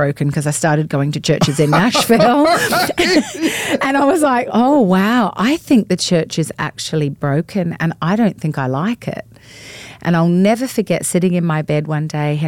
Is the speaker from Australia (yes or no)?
yes; Australia; moved away as an adult; now in United States; we are originally from Australia, have been married 25 years